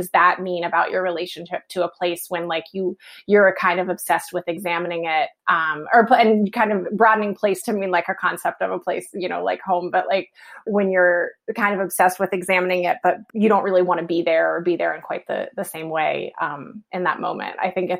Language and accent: English; West Virginia, United States; moved away; I'm from West Virginia and I was raised in Appalachia, and but I left kind of as fast as I could.